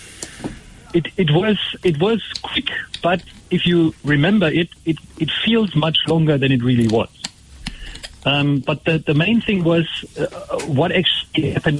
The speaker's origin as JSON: {"language": "English", "country": "Germany", "tie": "born or raised there", "moved": "yes", "lives_now": "Port Elizabeth, South Africa", "said": "I'm from Germany originally, so I actually grew up far away from the sea."}